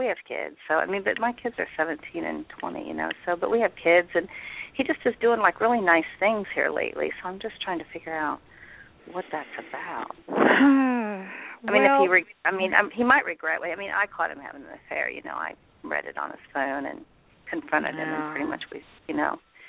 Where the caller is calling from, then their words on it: Indianapolis, Indiana, United States; I'm calling from Indianapolis, Indiana.